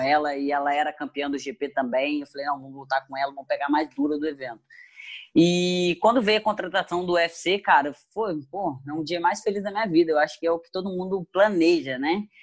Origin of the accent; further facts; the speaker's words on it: Muriaé, Minas Gerais, Brazil; moved away as an adult; also born or lived in Rio de Janeiro; Eu sou de Murié, Minas Gerais, uma cidade é. pequenina